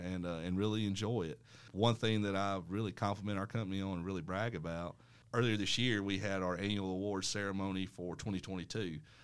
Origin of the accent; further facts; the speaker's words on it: Dothan, Alabama, United States; I was born and raised here in Dothan